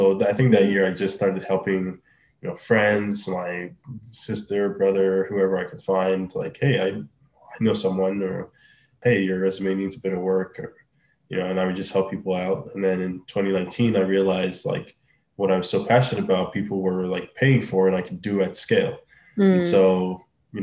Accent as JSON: {"language": "English", "country": "Nigeria", "moved": "as an adult", "lives_now": "Canada", "said": "I'm from Nigeria originally"}